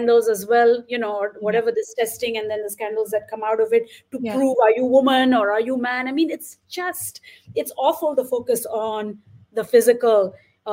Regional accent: India; when I was growing up in India

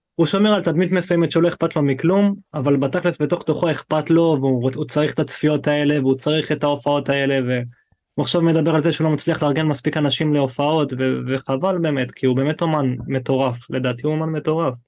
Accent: Eilat, Southern District, Israel; moved away as an adult; also born or lived in Ofakim; אני מאילת, כאילו, אני בן עשרים ושמונה

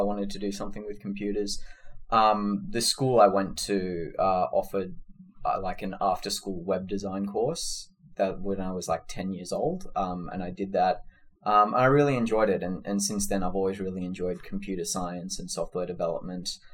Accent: Sydney, New South Wales, Australia; moved away as an adult; also born or lived in California; now in San Francisco, United States; I was born and raised in Sydney

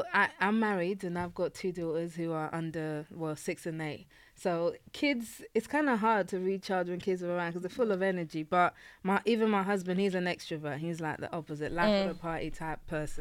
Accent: London, United Kingdom; also born or lived in Nigeria; now in Kent, United Kingdom; I grew up in East London

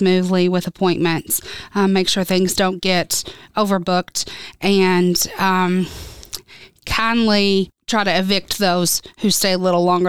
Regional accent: Owensboro, Kentucky, United States; I grew up in Owensboro, Kentucky, born and raised

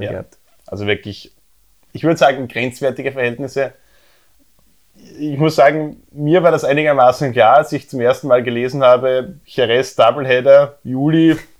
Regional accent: Austria; bei uns in Österreich

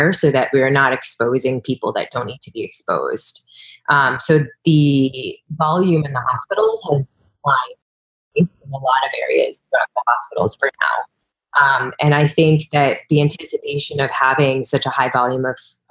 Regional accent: East Coast, United States; moved away; I'm from the East Coast

